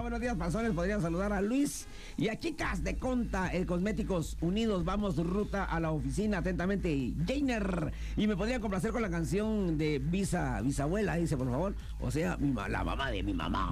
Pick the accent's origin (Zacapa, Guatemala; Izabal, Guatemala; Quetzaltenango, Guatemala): Quetzaltenango, Guatemala; soy de Shela